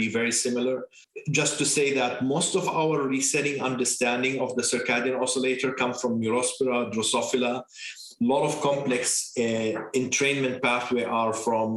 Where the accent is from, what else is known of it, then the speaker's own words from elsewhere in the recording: Jordan; English is a second language; moved away as an adult; also born or lived in Beirut, Lebanon; now in Bethesda, United States; I am originally from Jordan. My mother is Lebanese